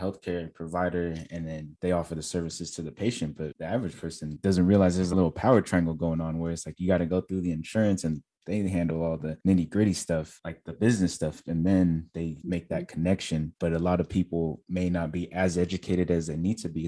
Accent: California, United States; now in Texas, United States; I'm from California, so they require you to have a state license in California. And now I live in Texas

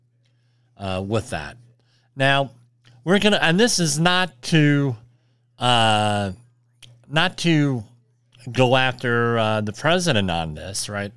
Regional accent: Woodbridge, New Jersey, United States; my hometown of Woodbridge, New Jersey

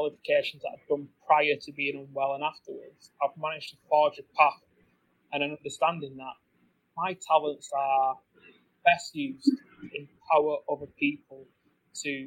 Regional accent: England, United Kingdom; I grew up in England.

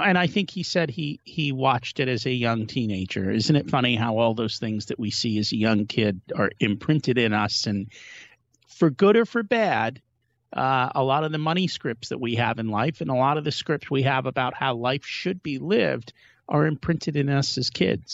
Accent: India; we're from India

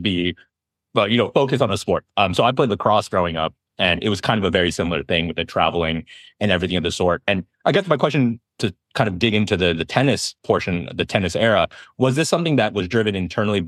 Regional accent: Berkeley, California, United States; In the Bay Area, growing up in Berkeley

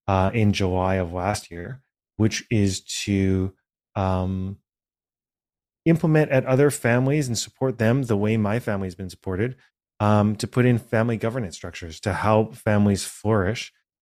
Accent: Vancouver, British Columbia, Canada; I was born and raised here in Vancouver, British Columbia. My family is originally from Hong Kong.

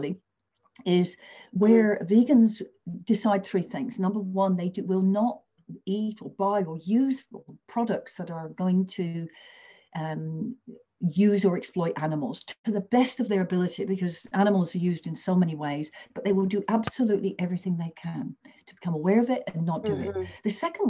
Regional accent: England, United Kingdom; now in Australia; I come from England.

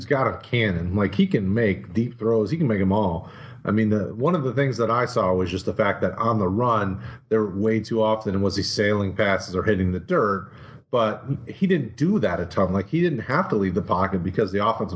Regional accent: Detroit, Michigan, United States; I'm a Detroit guy. I'm from Detroit area.

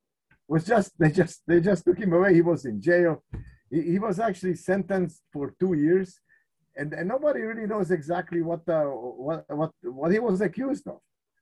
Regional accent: Czechia; born there; As you said, I was born in Czechoslovakia, and I think it could be said that I was born at the wrong time

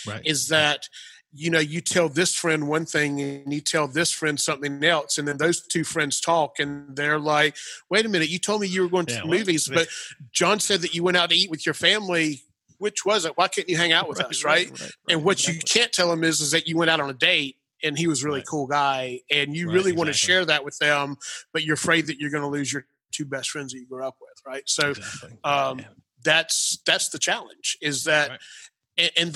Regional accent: Clemson, Pendleton, South Carolina area, United States; moved away as an adult; also born or lived in Atlanta, Georgia; when I moved to Atlanta from the Clemson, Pendleton, South Carolina area

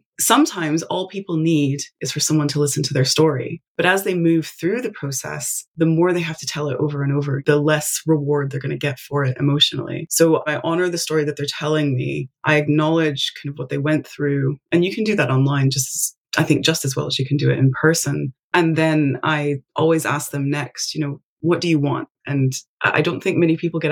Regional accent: Tennessee, United States; I'm from Tennessee, but I actually live on the internet

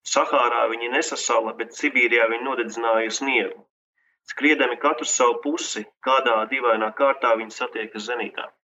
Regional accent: Liepāja, Kurzeme, Latvia; moved away as an adult; now in Riga, Latvia; Es pats no Liepājas un jā. pārcēlos uz Rīgu

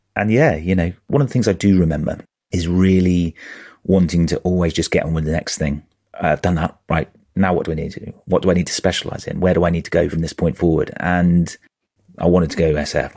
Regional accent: Norwich, East of England, United Kingdom; moved away as an adult; I grew up in Norwich.

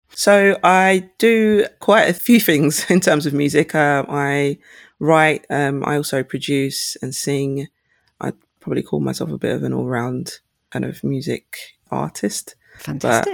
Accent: St. Lucia; now in United Kingdom; my home country, St. Lucia

